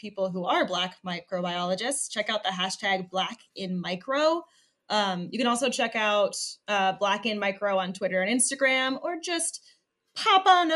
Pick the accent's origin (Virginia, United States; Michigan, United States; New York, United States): Michigan, United States; I'm from Michigan